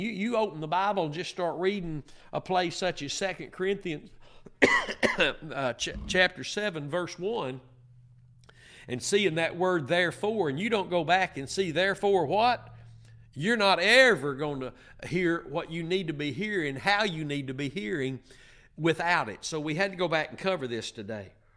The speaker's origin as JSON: {"language": "English", "region": "Northeast Texas", "country": "United States", "said": "I'm from Northeast Texas"}